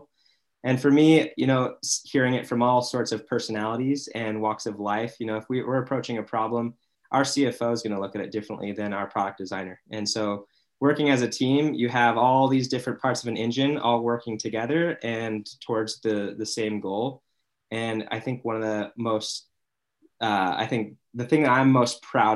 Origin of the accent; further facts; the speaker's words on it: Mesa, Arizona, United States; now in Utah, United States; I'm from Mesa, Arizona, now in Utah. It's my adopted home.